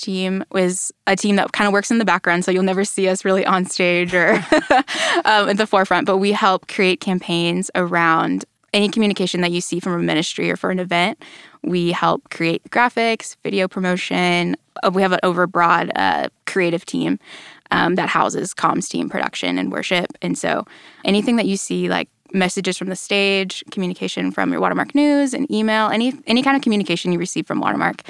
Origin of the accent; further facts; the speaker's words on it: Allen, Texas, United States; I grew up in Allen, which is just a little ways north of here.